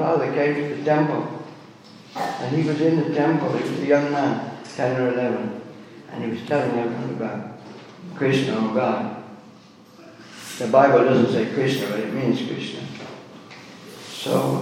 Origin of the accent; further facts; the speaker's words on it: Birmingham, West Midlands, United Kingdom; I was born in Birmingham, I was born in the UK, born just after the war